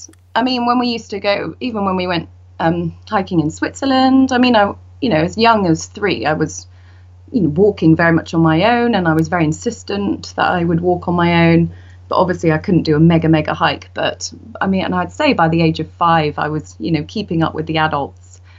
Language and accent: English; Scotland, United Kingdom; also born or lived in Indonesia / Norway; And then when I was younger, I grew up in Scotland, Indonesia and Norway.